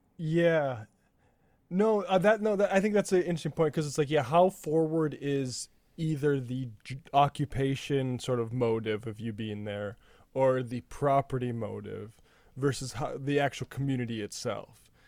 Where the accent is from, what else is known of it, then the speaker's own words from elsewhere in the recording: North Dakota, United States; growing up in North Dakota